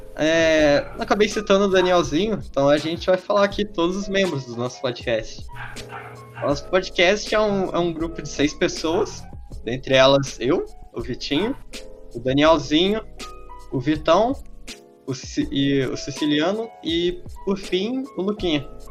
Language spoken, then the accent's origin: Portuguese; Minas Gerais, Brazil; a gente ser mineiro